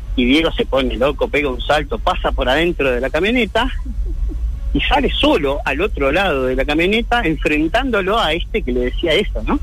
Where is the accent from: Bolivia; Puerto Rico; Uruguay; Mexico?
Uruguay; moved away as an adult; now in Argentina; soy de Uruguay en el, del 97 que estoy acá